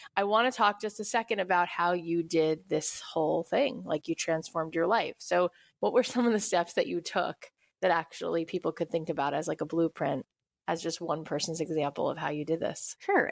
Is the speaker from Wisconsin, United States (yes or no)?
no; Florida, United States; now in Los Angeles, United States; I grew up in Florida and now living